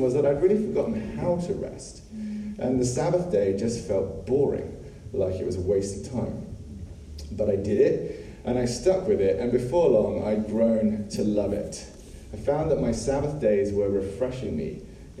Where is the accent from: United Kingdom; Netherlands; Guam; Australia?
United Kingdom; England; moved away; I grew up in England